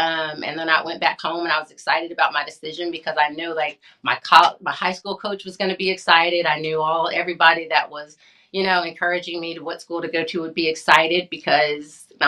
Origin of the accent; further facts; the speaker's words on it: Lubbock, Texas, United States; I grew up in Lubbock, Texas Tech.